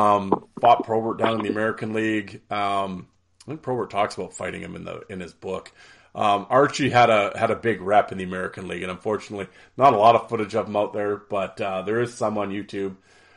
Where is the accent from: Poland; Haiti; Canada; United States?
Canada; Absolutely. That's why I'm Canadian.